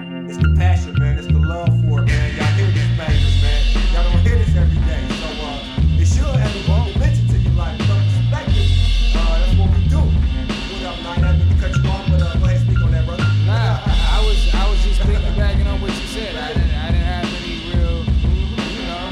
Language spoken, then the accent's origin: English; East Coast, United States; now in Oakland, United States; We broadcasting out of Oakland, California. But I grew up on the East Coast